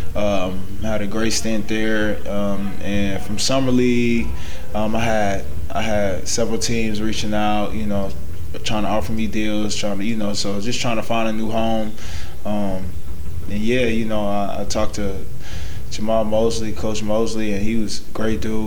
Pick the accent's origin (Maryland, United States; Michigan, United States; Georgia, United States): Georgia, United States; Atlanta; moved away as an adult; also born or lived in Florida / Texas / Toronto; been in Atlanta all my life